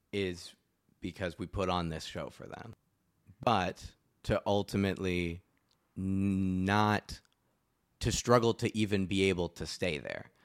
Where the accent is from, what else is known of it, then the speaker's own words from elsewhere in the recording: Cape Cod, Massachusetts, United States; also born or lived in Fort Myers, Florida; I grew up on Cape Cod, Massachusetts